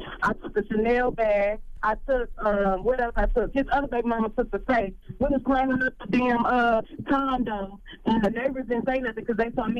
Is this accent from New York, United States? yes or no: no; Detroit, Michigan, United States; Okay, well, I'm from Detroit.